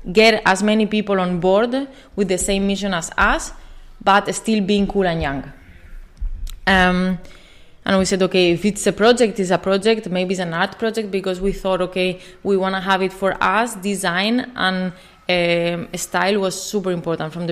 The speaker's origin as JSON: {"language": "English", "country": "Spain", "second_language": "English", "moved": "yes", "said": "I'm from Spain. If you cannot tell from my accent."}